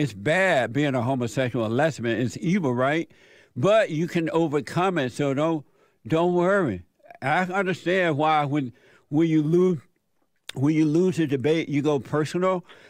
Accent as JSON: {"language": "English", "country": "United States", "said": "Because I'm American."}